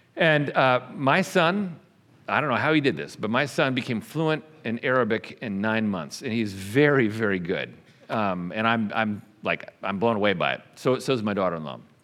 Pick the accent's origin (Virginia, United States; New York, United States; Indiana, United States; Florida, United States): New York, United States; also born or lived in Texas; now in Bartlesville, United States; I was not born in Oklahoma, I was born in New York. Spent a lot of years in Texas